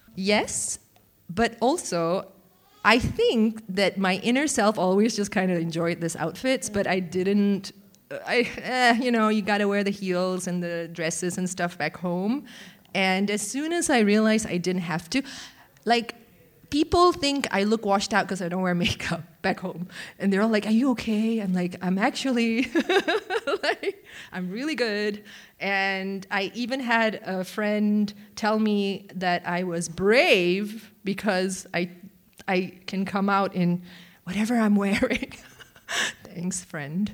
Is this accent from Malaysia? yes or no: yes; Malaysia; moved away; growing up in Malaysia, I was a very large, also fat, uh, young kid